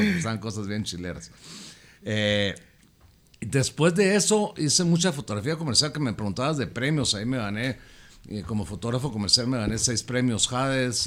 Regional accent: Guatemala; also born or lived in Fort Lauderdale, Florida; el sentirte tan orgulloso de ser chapín, tan bendecido de, haber nacido adentro de estas fronteras

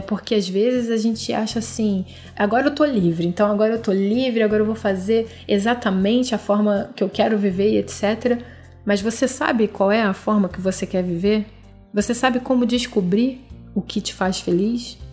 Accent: Rio de Janeiro, Brazil; eu sou brasileira, nasci no Rio de Janeiro, nasci em 81

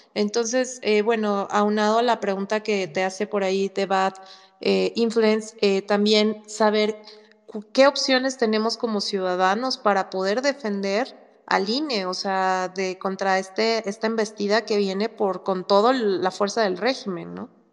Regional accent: Mexico; somos más los mexicanos que queremos un México mejor

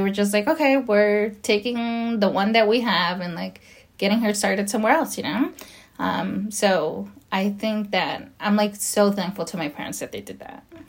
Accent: Los Angeles, California, United States; also born or lived in Nayarit, Mexico; now in Whittier, United States; I was brought to the states when I was three years old, about to be four, and um, and I've lived in Los Angeles ever since. Um, and I just I grew up in Los Angeles

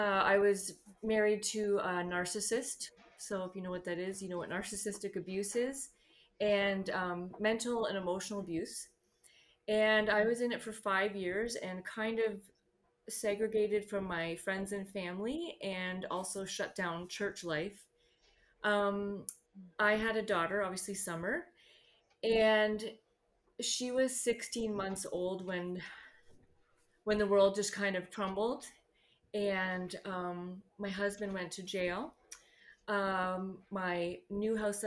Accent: Vineland, Ontario, Canada; I'm from Vineland, Ontario, Canada, which is about 15, 20 minutes from Niagara Falls and an hour from Toronto

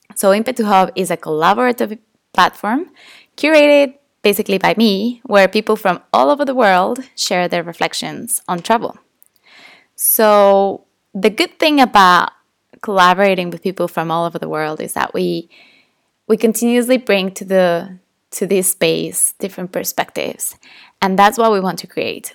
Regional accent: Tepoztlán, Morelos, Mexico; English is a second language; my hometown, a beautiful place called Tepoztlán. And growing up in this town is super touristy

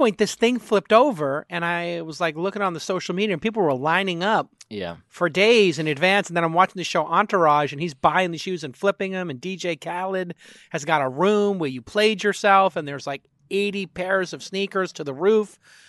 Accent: Brooklyn, New York, United States; And Air Jordans were a bit of a liability growing up in Brooklyn, because if you were wearing them, you could get jumped for them.

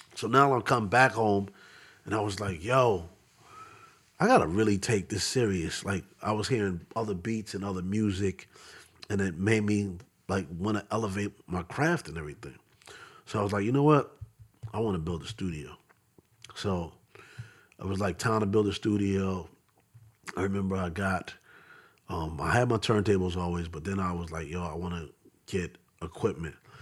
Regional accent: Philadelphia, Pennsylvania, United States; also born or lived in Bronx, New York / Queens, New York; I grew up in Southwest Philly

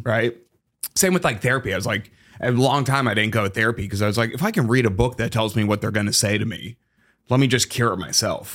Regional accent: Massachusetts, United States; now in Chicago, United States; I'm from Massachusetts

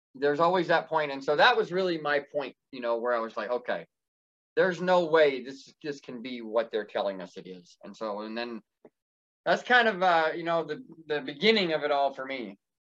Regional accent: Indiana, United States; moved away as an adult; I grew up in Indiana. That's where I was Amish and left in Indiana in March of 2012

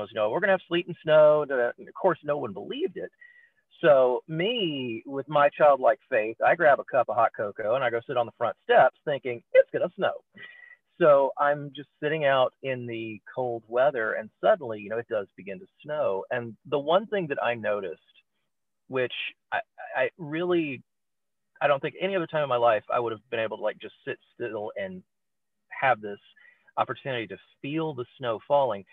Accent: Mississippi, United States; now in Pennsylvania, United States; Growing up in the South, I grew up in Mississippi

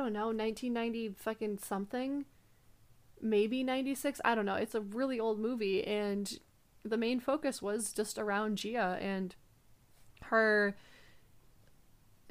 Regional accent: United States

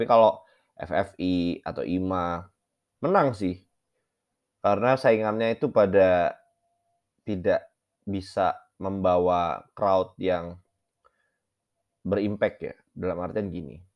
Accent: Java, Indonesia; Tapi mengingat gue orang Jawa, jadi gue nggak terlalu relate sebenarnya.

